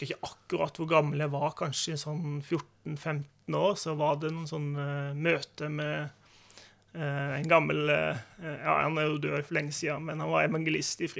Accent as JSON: {"language": "Norwegian", "region": "Agder", "country": "Norway", "said": "Og jeg har liksom alltid tenkt på meg sjøl som sørlending, ja. Det har jeg."}